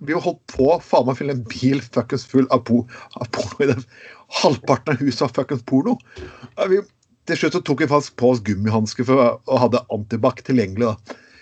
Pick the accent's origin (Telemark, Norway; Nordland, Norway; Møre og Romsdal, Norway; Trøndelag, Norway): Telemark, Norway; Grenland; i mitt område, der jeg kommer fra. Grenland.